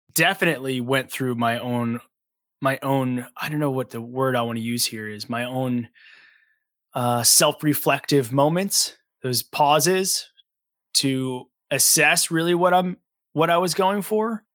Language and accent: English; Long Island, New York, United States; also born or lived in Brooklyn; I grew up on Long Island in New York